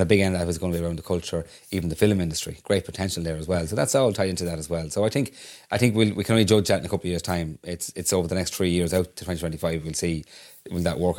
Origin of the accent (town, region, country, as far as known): Ireland